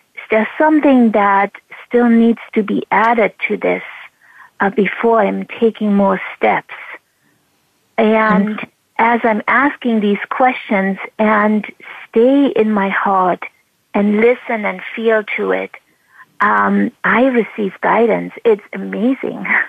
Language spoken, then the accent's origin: English; East Germany, Germany; moved away; growing up in East Germany under oppression